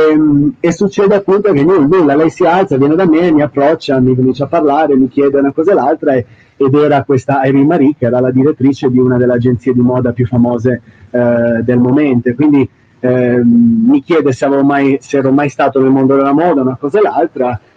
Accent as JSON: {"language": "Italian", "town": "Sanremo", "region": "Liguria", "country": "Italy", "tie": "born or raised there", "moved": "as an adult", "lives_now": "Miami, United States", "said": "io, io um nato e cresciuto nella zona a Paggia, nella zona di Sanremo, provincia di Imperia"}